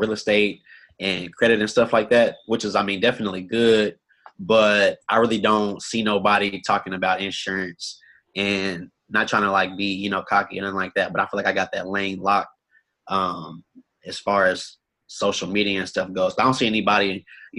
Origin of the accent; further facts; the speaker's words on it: Austin, Texas, United States; Born and raised in Austin, Texas.